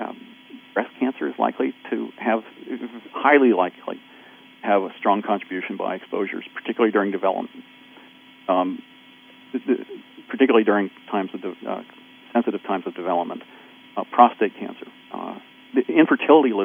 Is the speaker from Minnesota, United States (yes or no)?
no; near Camden, New Jersey, United States; I grew up not in Camden, but close enough